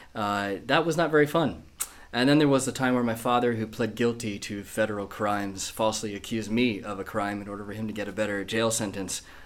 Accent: United States; moved away as an adult; now in Manchester, United Kingdom; my accent's not quite northern. I'm not from here. I was born in America

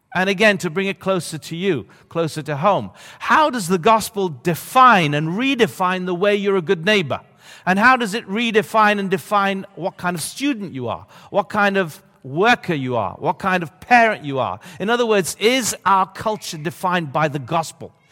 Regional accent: Sicily, Italy; now in Bologna, Italy; I grew up in Sicily

